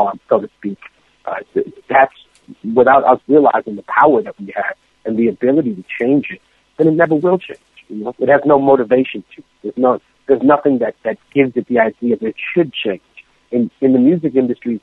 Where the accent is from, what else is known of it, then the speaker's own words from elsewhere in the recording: New York City, New York, United States; also born or lived in Lima, Peru; I came to America, specifically to New York City, when I was very young, and I became immersed in hip-hop culture.